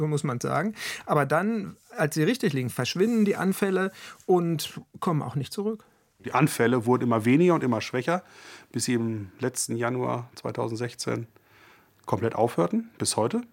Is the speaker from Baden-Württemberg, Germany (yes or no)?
no; Ruhr area, North Rhine-Westphalia, Germany; bei uns im Ruhrgebiet